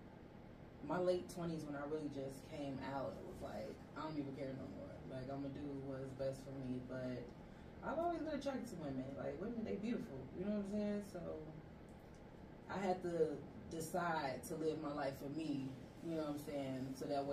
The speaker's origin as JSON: {"language": "English", "town": "Chicago", "region": "Illinois", "country": "United States", "also_born_or_lived": "Arizona / Las Vegas, Nevada", "moved": "yes", "lives_now": "Atlanta, United States", "said": "I'm originally from Chicago. I've been here for the past 2 years now. But I moved here from Arizona"}